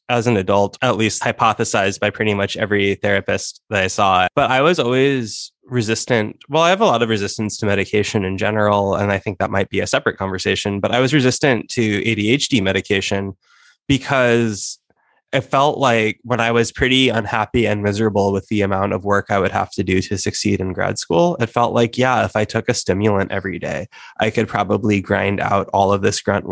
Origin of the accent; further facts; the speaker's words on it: Nebraska, United States; America, where we both live and are from, well, I'm from Nebraska